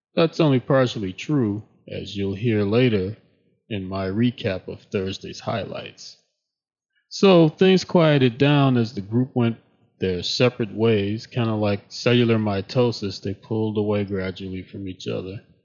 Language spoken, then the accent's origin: English; Chicago, Illinois, United States; I grew up in Chicago